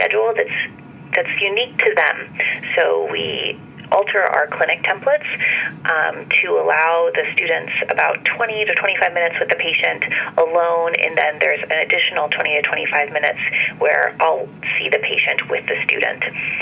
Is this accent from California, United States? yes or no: no; Washington, United States; I am a native Washingtonian. I grew up in Washington State, close to the Canadian border, and then came down to Seattle to attend the University of Washington